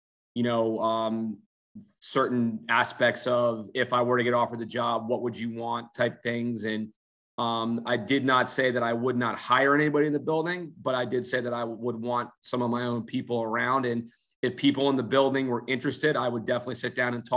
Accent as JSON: {"language": "English", "region": "New Jersey", "country": "United States", "moved": "yes", "said": "I'm from Jersey"}